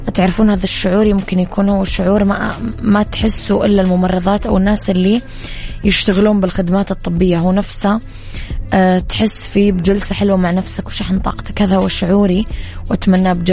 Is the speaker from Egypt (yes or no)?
no; Eastern Province, Saudi Arabia; بما أني من الشرقية سهل أروح البر والبحر والمزارع